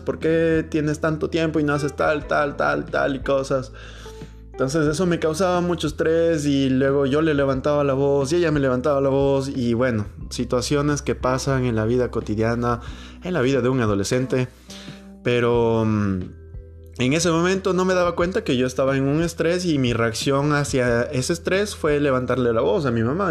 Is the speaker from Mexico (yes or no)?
no; Ecuador; mi país, Ecuador, que es un país tan chiquito